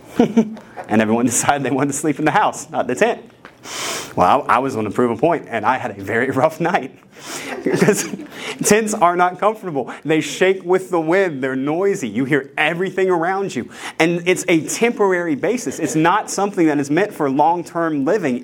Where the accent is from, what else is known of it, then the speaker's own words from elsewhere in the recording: West Virginia, United States; I'm a redneck from West Virginia